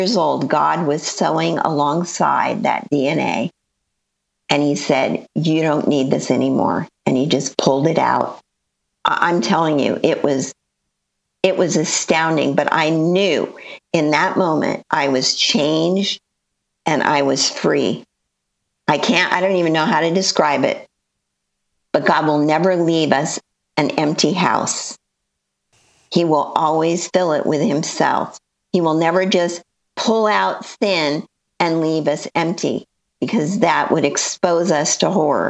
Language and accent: English; Los Angeles, California, United States; moved away as an adult; also born or lived in Northeast Ohio; now in Ohio, United States; I lived there my whole life, born and raised in the San Fernando Valley.